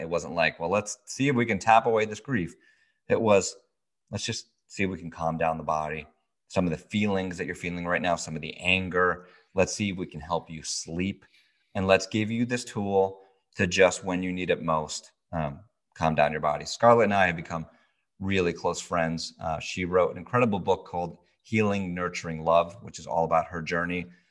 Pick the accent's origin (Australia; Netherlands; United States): United States; Brookfield, Connecticut; also born or lived in New York City / California; now in Newtown, United States; I grew up in Brookfield, Connecticut, which is just the town over